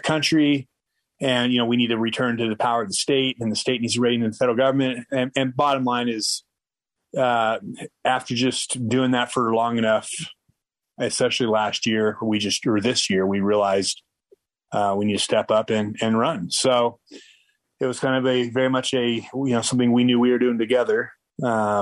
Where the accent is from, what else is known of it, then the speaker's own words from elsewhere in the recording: Orem, Utah, United States; moved away; also born or lived in Florida; I'm actually from Orem